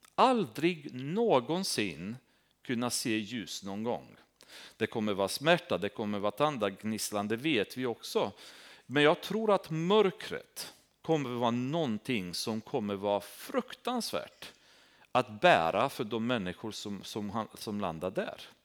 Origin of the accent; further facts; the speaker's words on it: Romania; Swedish is a second language; now in Sweden; Där jag kommer ifrån är uppvuxen i Rumänien.